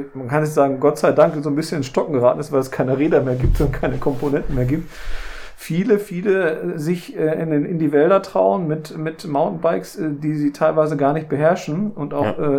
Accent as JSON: {"language": "German", "area": "Ruhr area", "region": "North Rhine-Westphalia", "country": "Germany", "said": "bei uns im Ruhrgebiet"}